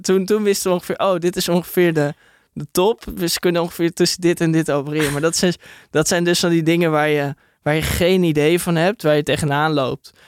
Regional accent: Hilversum, North Holland, Netherlands; En ik kom uit Hilversum

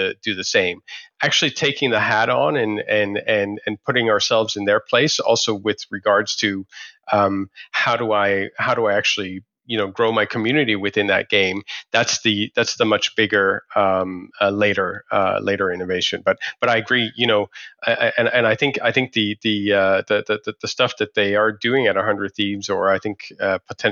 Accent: Delhi, India; I was actually born in India as well. I was born in Delhi

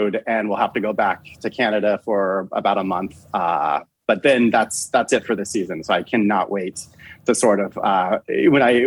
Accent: Denver, Colorado, United States; I grew up in Denver, Colorado, you know, in like the 80s

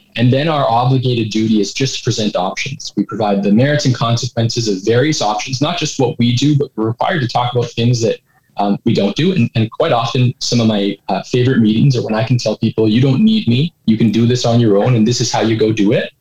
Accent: Edmonton, Alberta, Canada; I was uh, born and raised in Edmonton. So uh, been here for a little while

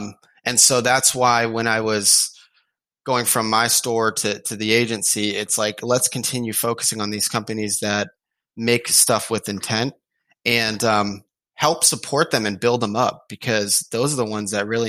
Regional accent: Hawaii, United States; also born or lived in Boston; Yeah, I am Hawaiian. Yeah. I grew up in Hawaii. I lived in Boston, kind of lived all over the place.

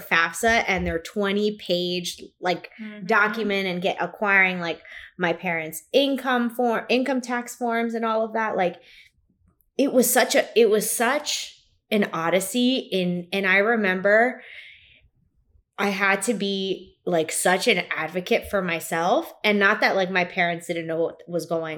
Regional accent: Kearny, New Jersey, United States; I'm from Kearney.

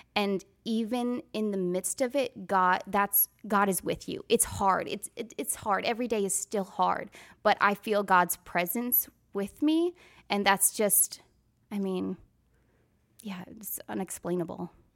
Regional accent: Wisconsin, United States; moved away as an adult; also born or lived in Nashville, Tennessee; now in Franklin, United States; I'm from Wisconsin

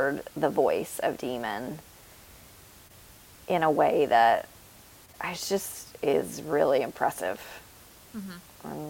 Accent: Tennessee, United States; we're from Tennessee

